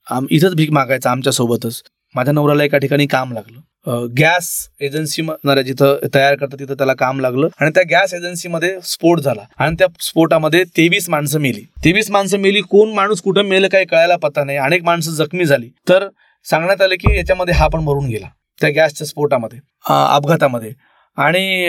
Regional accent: Marathwada, Maharashtra, India; also born or lived in Aurangabad; मी मराठवाड्यातले आहे

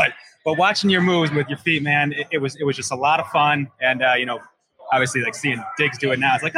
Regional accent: Buffalo, New York, United States; moved away; I'm from South Buffalo originally, so being back in South Buffalo

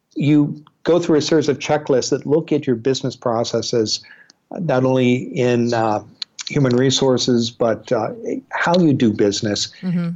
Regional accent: eastern Iowa, United States; moved away as an adult; now in Portland, United States; I grew up in the Midwest in eastern Iowa

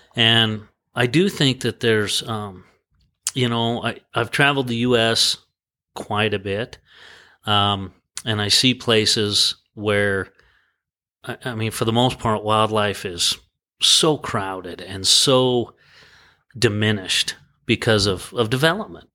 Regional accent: Sheridan, Wyoming, United States; also born or lived in Laramie, Wyoming; born and raised in Wyoming. I kinda bounced around the state a little bit and I went to college, um, at our university in Laramie and, um, I was raised pretty much in Sheridan, Wyoming

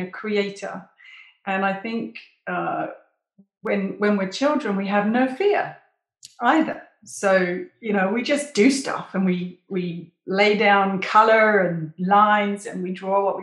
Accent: United Kingdom; moved away as an adult; also born or lived in English Lake District; now in South of France, France; I'm British

